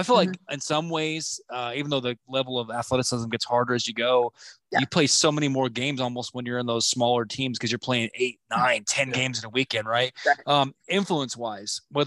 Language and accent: English; Oklahoma, United States; We came from Oklahoma. That's our baby. We're from there